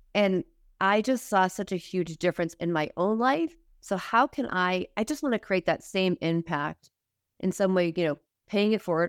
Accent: Massachusetts, United States; moved away as an adult; also born or lived in Manhattan, New York; I was from Massachusetts, so I was in, living in Manhattan, moved back to Massachusetts

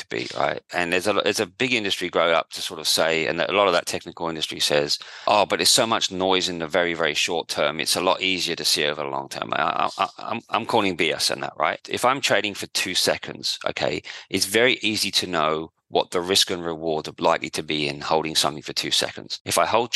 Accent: outskirts of London, United Kingdom; moved away as an adult; now in Perth, Australia; I grew up in just outside London, on the outskirts of London, in England, obviously, not in Australia.

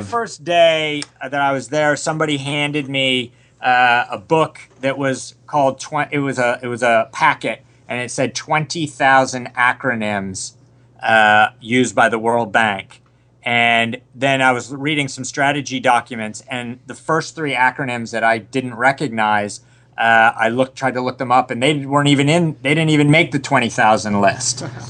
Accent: Rochester, New York, United States; moved away as an adult; also born or lived in Boston; I was a suburban middle class kid from uh, Rochester, New York

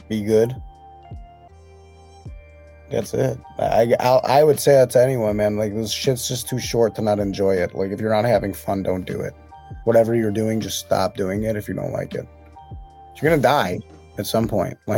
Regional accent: Chicago, Illinois, United States; There's my list of mixtapes is probably very skewed just because I'm from Chicago

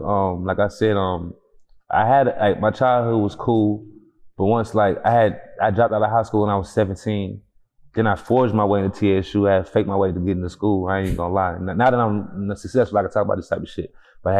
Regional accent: Houston, Texas, United States; Acres Homes, to be exact. North side in the building.

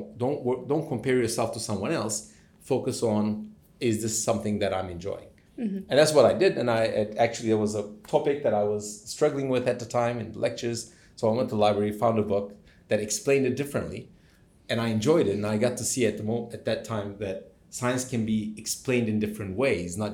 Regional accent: Turkey; moved away as an adult; also born or lived in United States; now in Cambridge, United Kingdom; born and raised in Turkey

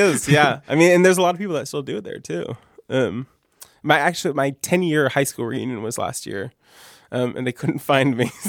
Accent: rural Maine, United States; also born or lived in Columbus, Ohio; I was born in Columbus, Ohio, and I stayed there until I was 2. And then my dad liked Maine. My mom and him had vacation in Maine before, and he decided that he wanted to go to Maine.

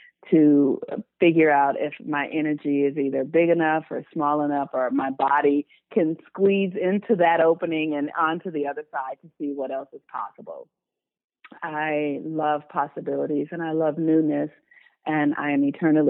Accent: Los Angeles, California, United States; I was born and raised in Los Angeles, California. I still live in Los Angeles.

